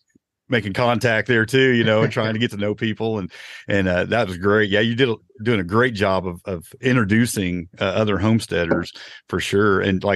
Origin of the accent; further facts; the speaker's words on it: Indiana, United States; I'm from Indiana